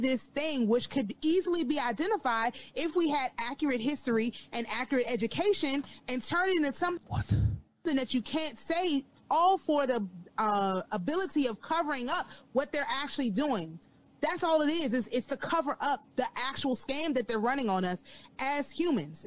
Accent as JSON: {"language": "English", "country": "United States", "said": "I have no African lineage. I'm an American."}